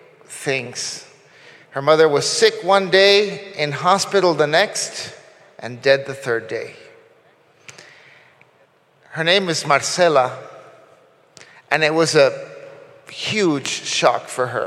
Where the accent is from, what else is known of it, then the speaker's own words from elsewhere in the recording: Costa Rica; now in Guatemala; I grew up in Union Church in Costa Rica